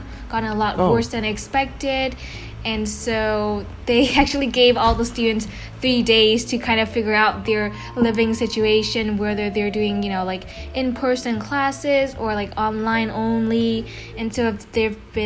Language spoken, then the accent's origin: English; Vietnam; moved away as an adult; now in San Antonio, United States; I'm from Vietnam